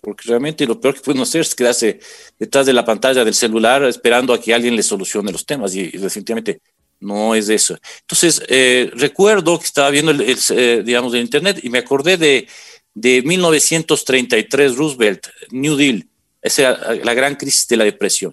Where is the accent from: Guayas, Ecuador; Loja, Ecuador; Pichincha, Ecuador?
Pichincha, Ecuador; Quito; yo aquí en Quito, soy quiteño